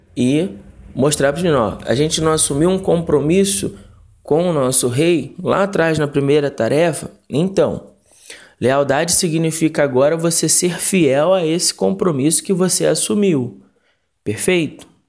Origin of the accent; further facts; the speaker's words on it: Rio de Janeiro, Brazil; now in Congonhas, Brazil; eu cresci no Rio de Janeiro, é, conheci os embaixadores do rei com 11 anos, na primeira igreja batista em Magalhães Basto, aí em Realengo, na zona oeste do Rio